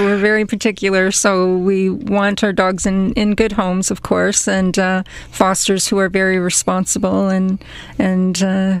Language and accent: English; Oshawa, Ontario, Canada; also born or lived in Scarborough, Toronto; I was born in Toronto in the Scarborough area and grew up in Oshawa.